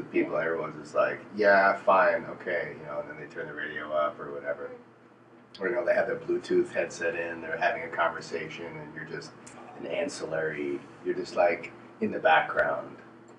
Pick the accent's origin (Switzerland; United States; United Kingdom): United States; New York City, New York; born there; I was born in New York City.